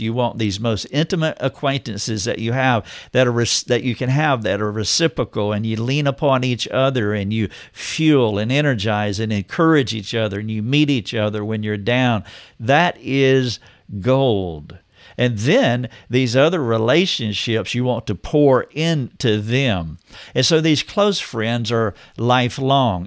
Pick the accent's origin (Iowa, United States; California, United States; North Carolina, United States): North Carolina, United States; moved away as an adult; now in Greenville, United States; I drove two hours to be in my hometown